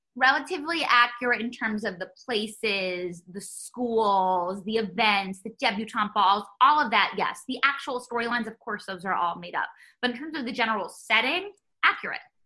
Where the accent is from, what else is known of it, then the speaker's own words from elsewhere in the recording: New York City, New York, United States; growing up in New York